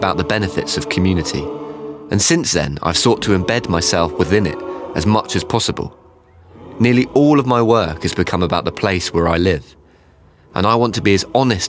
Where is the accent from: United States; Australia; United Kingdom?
United Kingdom; Cornwall, South West England; moved away as an adult; also born or lived in Bristol / London; I was born in Cornwall. I grew up here.